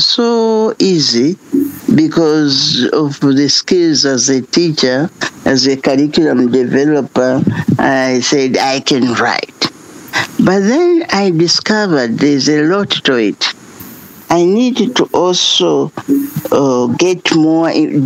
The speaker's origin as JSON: {"language": "English", "country": "Tanzania", "said": "from Tanzania"}